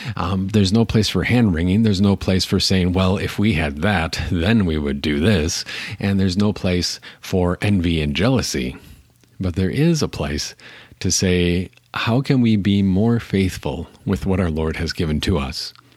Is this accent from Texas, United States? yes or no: no; Appleton, Wisconsin, United States; I grew up in Appleton, Wisconsin